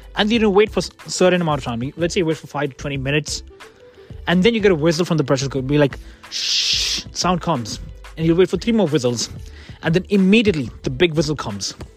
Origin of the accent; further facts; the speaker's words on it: India; now in Kent, United Kingdom; I'm an Indian